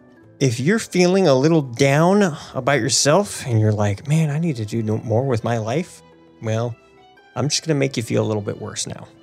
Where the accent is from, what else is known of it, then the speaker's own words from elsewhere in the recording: Illinois, United States; moved away; also born or lived in California; technically, Indianapolis Colts was actually closer to my hometown in Illinois than Chicago.